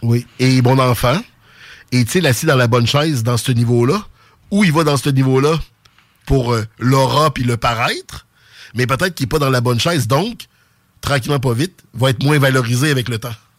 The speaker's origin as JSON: {"language": "French", "town": "Quebec City", "region": "Quebec", "country": "Canada", "tie": "born or raised there", "accent": "Sainte-Foy", "said": "octobre 83, j'avais huit mois, donc je parlais pas. Fait que dites-vous que j'ai l'accent de Sainte-Foy"}